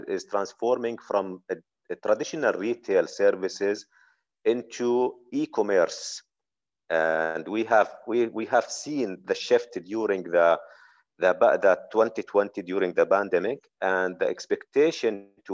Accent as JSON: {"language": "English", "country": "Jordan", "said": "I'm originally from Jordan"}